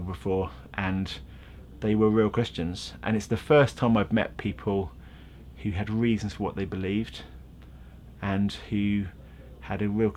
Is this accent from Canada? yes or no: no; Godmanchester, East of England, United Kingdom; also born or lived in Bedford; now in London, United Kingdom; So born in Bedford and then grew up in Cambridgeshire. So I grew up in a little town called Godmanchester